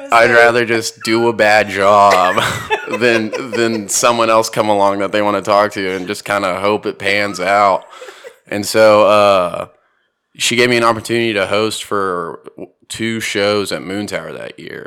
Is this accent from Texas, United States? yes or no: yes; Houston, Texas, United States; growing up in Houston